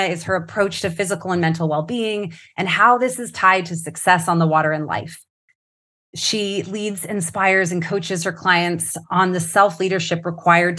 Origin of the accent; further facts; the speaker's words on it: Canada; moved away; also born or lived in United States; we're both Canadian Americans